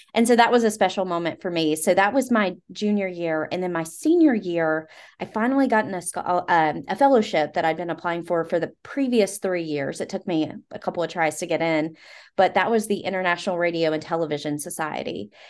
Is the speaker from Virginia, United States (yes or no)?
yes; Southwest Virginia, United States; I'm from Southwest Virginia